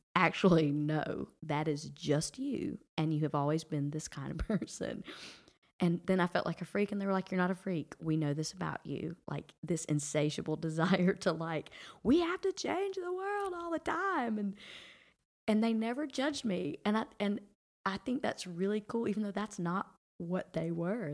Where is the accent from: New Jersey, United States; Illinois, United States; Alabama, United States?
Alabama, United States; Brundidge; moved away as an adult; also born or lived in Georgia; here I am from Brundage, Alabama